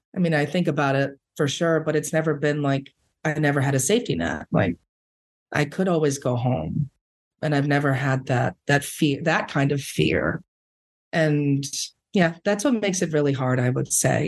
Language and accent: English; New York City, New York, United States; born or raised there; first language Spanish; English is a second language